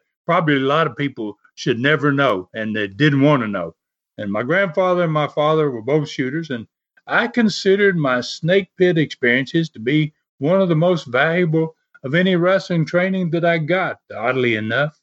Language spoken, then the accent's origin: English; Dyersburg, Tennessee, United States; moved away; my hometown and birthplace, Dyersburg, Tennessee.